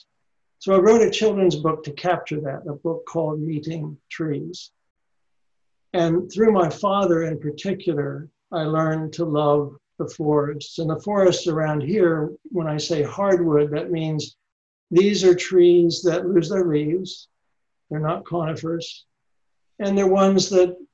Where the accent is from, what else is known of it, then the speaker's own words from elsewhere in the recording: Ohio, United States; moved away as an adult; also born or lived in Tennessee; now in Indiana, United States; I grew up in Ohio, I'm sorry, and I was born in the South in Tennessee